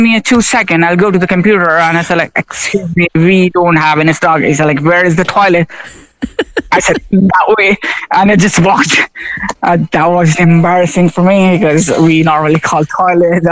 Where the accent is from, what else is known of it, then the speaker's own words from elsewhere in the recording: Karachi, Sindh, Pakistan; moved away as an adult; now in Cork, Ireland; I'm originally from Pakistan, and the city is Karachi.